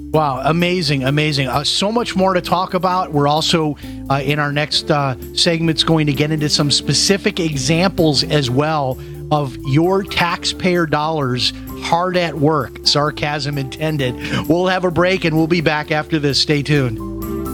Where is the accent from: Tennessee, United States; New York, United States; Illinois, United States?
Illinois, United States; Chicago; moved away as an adult; now in Florida, United States; I'm from Chicago, and I grew up at 79th and Harlem I lived there till I went to college.